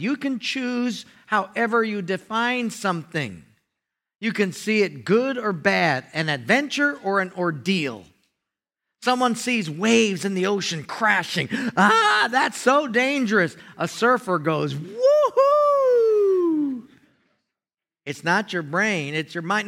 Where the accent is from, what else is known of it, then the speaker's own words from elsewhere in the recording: Hawaii, United States; it was a housing where I grew up in Hawaii, very tough